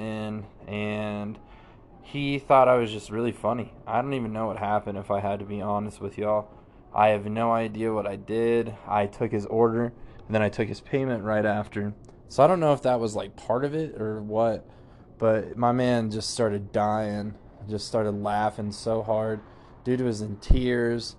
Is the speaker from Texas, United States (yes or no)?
no; Denver, Colorado, United States; I am from Denver, Colorado. I was born and raised here. I'm a native